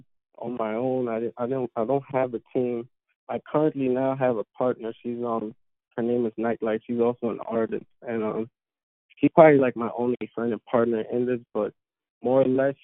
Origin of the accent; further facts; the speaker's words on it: New York City, New York, United States; I'm from New York City, right here, Queens.